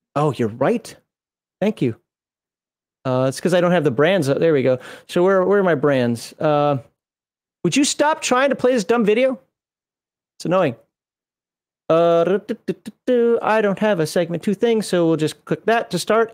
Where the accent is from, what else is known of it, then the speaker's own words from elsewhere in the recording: Minnesota, United States; moved away; I'm from Minnesota. That's actually the closest base to my hometown in Minnesota